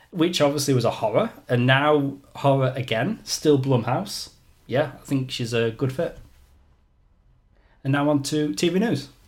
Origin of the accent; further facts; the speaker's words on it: England, United Kingdom; now in Australia; I'm English.